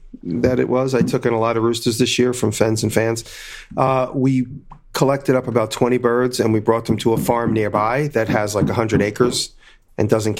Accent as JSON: {"language": "English", "area": "Long Island", "region": "New York", "country": "United States", "tie": "born or raised there", "moved": "yes", "said": "where I grew up in Long Island"}